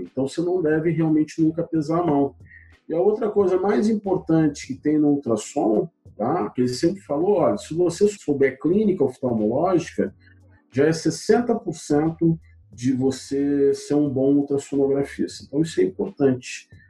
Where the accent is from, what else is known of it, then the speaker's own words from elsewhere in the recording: Paraná, Brazil; moved away as an adult; also born or lived in Curitiba; now in Belo Horizonte, Brazil; eu estou aqui em Minas, mas eu não sou mineiro, eu sou paranaense